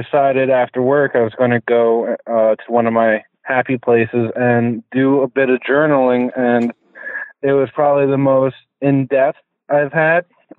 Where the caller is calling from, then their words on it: New Jersey, United States; New Jersey.